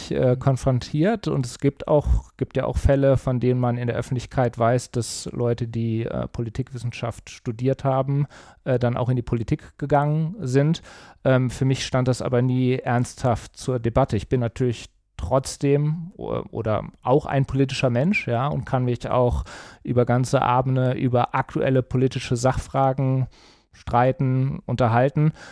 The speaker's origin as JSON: {"language": "German", "town": "Cologne", "region": "North Rhine-Westphalia", "country": "Germany", "tie": "born or raised there", "lives_now": "Düsseldorf, Germany", "said": "weil meine familiären Wurzeln liegen in München-Gladbach. Meine Heimat würde ich mittlerweile als Köln bezeichnen, weil das einfach prägende Jahre waren, bis auf den Fußball. Da bleibe ich Mönchengladbach treu. Und jetzt seit einiger Zeit oder schon seit vielen Jahren arbeite ich ja in Düsseldorf und mittlerweile wohne ich auch hier."}